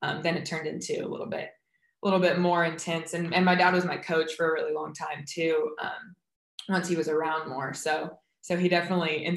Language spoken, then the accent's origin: English; Huntington Beach, California, United States; I'm from Huntington Beach, California. So grew up 10 blocks from the beach